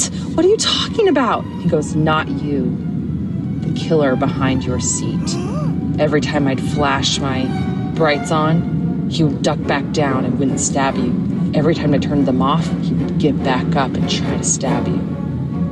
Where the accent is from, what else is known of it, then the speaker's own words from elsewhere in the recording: Northern Virginia, United States; I'm from Northern Virginia